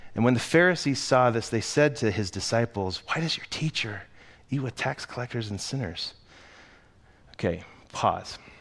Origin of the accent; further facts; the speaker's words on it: United States; I'm an American.